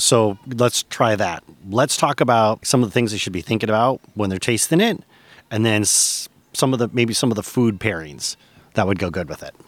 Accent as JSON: {"language": "English", "region": "Michigan", "country": "United States", "tie": "born or raised there", "moved": "as an adult", "said": "After 20 years, I've returned to my native Michigan, and I'm looking to reconnect with my home state."}